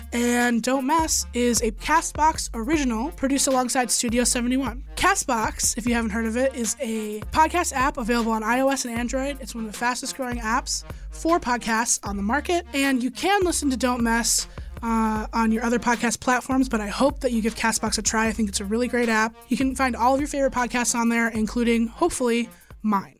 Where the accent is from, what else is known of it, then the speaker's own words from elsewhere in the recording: Chicago, Illinois, United States; accent: Chicago; I'm from Chicago